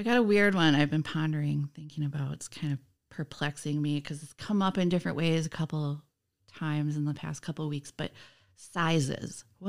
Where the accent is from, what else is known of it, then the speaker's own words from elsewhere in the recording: Nisita, Wisconsin, United States; I was born in Nisita, Wisconsin. I don't know if anyone knows where Nisita is.